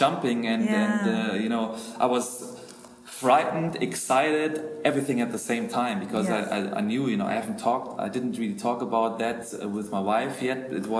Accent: middle of Germany, Central Germany, Germany; accent: German; English is a second language; moved away as an adult; also born or lived in Munich, Germany; now in Zurich, Switzerland; because I'm German. I grew up in the middle of Germany, and I was planted an ICF church in Munich.

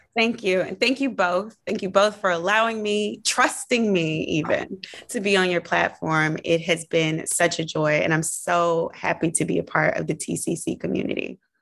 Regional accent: the South, United States; moved away; being a Southerner

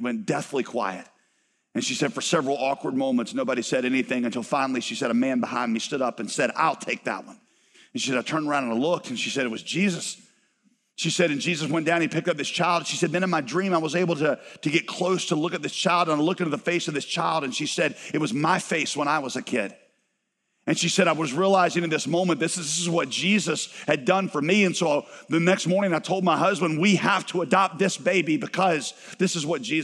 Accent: United States; also born or lived in Southeast Asia; you and I, as Americans

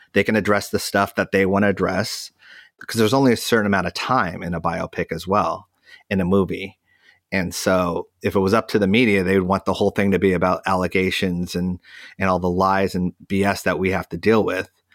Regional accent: United States; we're American

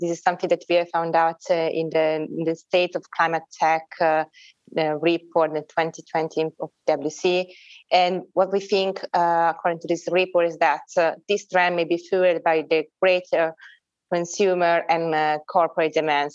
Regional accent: Milan, Lombardy, Italy; Milan, this is my hometown

